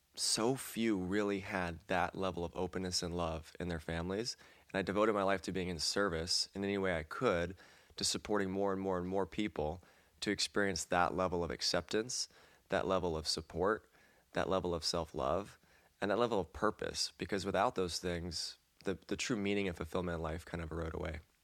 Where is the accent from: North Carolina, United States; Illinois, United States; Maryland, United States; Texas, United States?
North Carolina, United States; moved away; also born or lived in California; I grew up in North Carolina